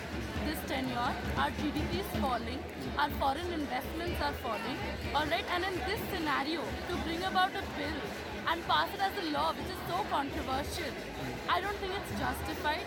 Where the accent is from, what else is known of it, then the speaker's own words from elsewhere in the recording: Delhi, India; I was brought up in Delhi and I studied